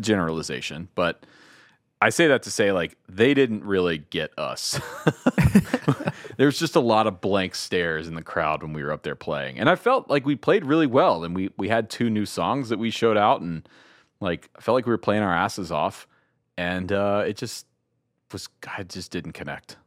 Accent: Georgia, United States; I grew up in Georgia

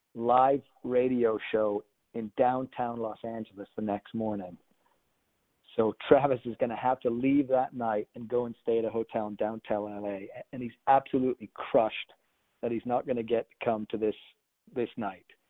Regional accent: United Kingdom; I'm from the United Kingdom

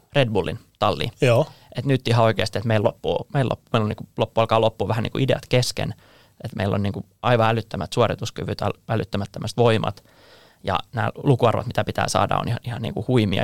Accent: Finland

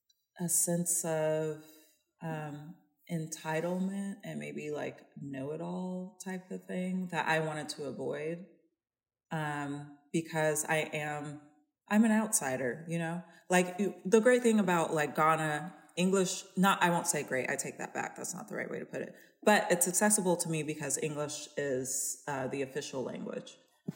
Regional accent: California, United States; I'm from California.

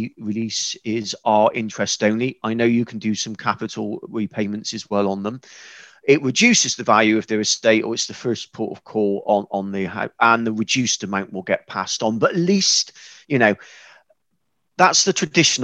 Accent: West Country, South West England, United Kingdom; accent: West Country; fairly simple person from the West Country, as you've probably told by now from my accent

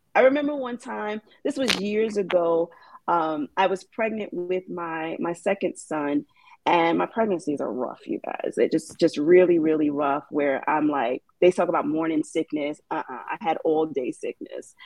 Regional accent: New York City, New York, United States; I am from New York City

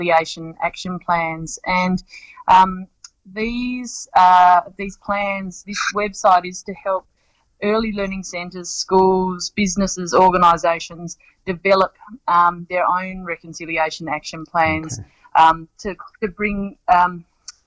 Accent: Tasmania, Australia; we're from Tasmania

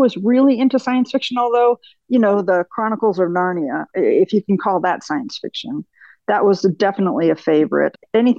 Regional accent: Michigan, United States; born there; So I was born in Michigan. My father was an automotive engineer with Ford.

